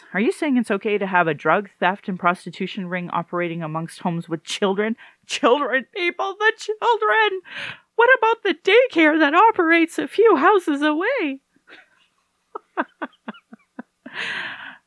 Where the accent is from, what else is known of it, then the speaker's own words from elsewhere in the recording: Sylvan Lake, Alberta, Canada; also born or lived in Fort McMurray; now in Calgary, Canada; I grew up in Sylvan Lake, a really white community with white people